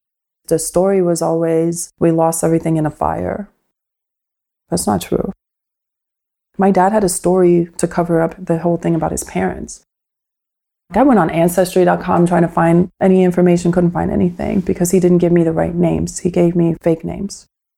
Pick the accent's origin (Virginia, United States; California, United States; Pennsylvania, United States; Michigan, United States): Pennsylvania, United States; also born or lived in Washingtonville, New York; And then we moved from Washingtonville, New York to Pennsylvania. I had a pretty normal childhood for the most part.